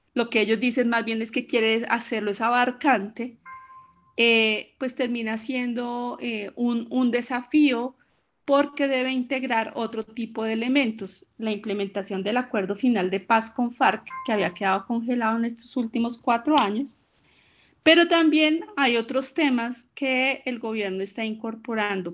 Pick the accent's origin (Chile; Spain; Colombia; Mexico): Colombia; Bogotá; soy colombiana, bogotana, 50 eh, años